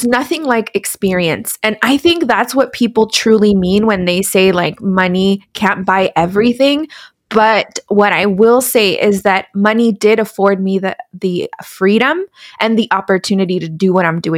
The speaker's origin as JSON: {"language": "English", "region": "California", "country": "United States", "tie": "born or raised there", "also_born_or_lived": "Dallas, Texas", "moved": "as an adult", "said": "move from Dallas back to my hometown in California"}